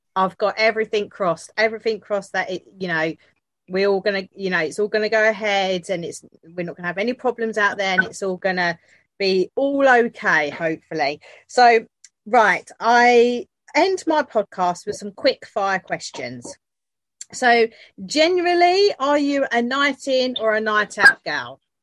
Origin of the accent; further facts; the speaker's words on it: Canada; as a Canadian